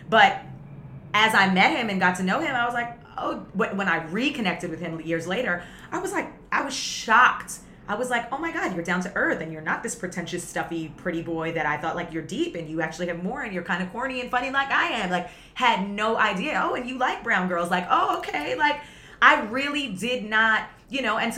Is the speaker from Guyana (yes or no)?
yes; Guyana; I come from Guyana, where my family comes from Guyana